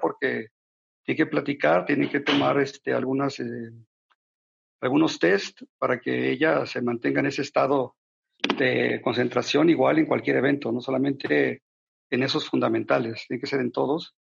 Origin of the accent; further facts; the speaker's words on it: Mexico; como mexicano